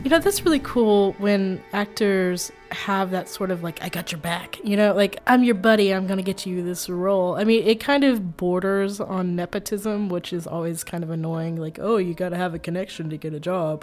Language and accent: English; Tennessee, United States; I grew up in Tennessee, I'm from Tennessee